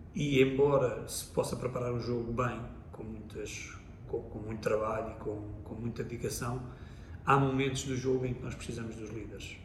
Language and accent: Portuguese; Lisbon, Portugal; cresci em Lisboa, porque sou de Lisboa